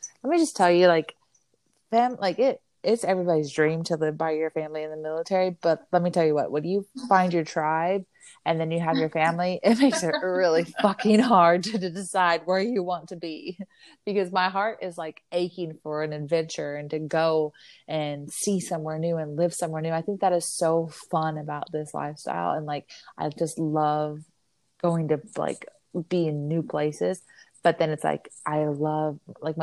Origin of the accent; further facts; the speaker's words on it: Arizona, United States; I grew up in Arizona